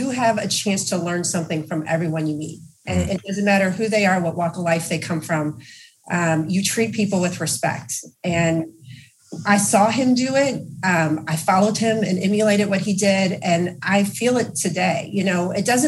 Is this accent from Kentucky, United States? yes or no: yes; Louisville, Kentucky, United States; I grew up in Louisville, Kentucky, which is our headquarters here for GE Appliances.